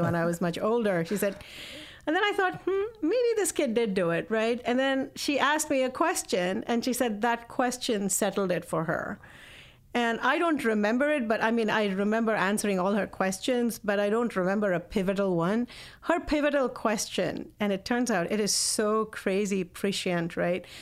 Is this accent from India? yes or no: yes; India; moved away; I grew up in India, and my parents are professors